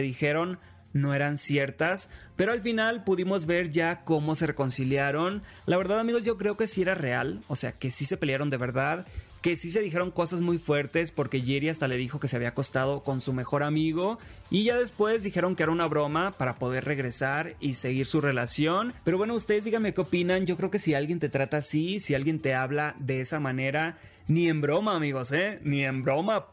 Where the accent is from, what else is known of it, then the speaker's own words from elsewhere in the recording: Mexico; yo como mexicano